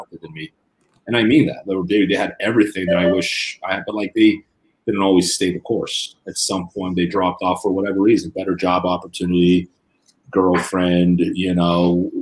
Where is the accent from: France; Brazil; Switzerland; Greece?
Brazil; moved away; I grew up in Brazil